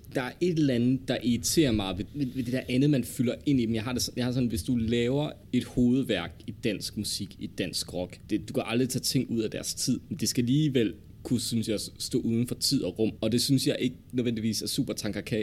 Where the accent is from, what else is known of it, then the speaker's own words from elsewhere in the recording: Denmark; vi som danskere har behov for